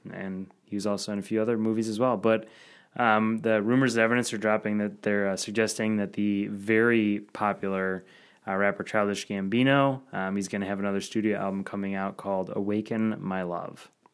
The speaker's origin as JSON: {"language": "English", "town": "Madison", "region": "Wisconsin", "country": "United States", "tie": "born or raised there", "said": "Madison, my hometown."}